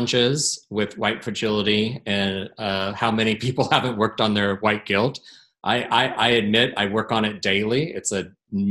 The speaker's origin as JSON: {"language": "English", "town": "Portland", "region": "Oregon", "country": "United States", "tie": "born or raised there", "said": "my hometown"}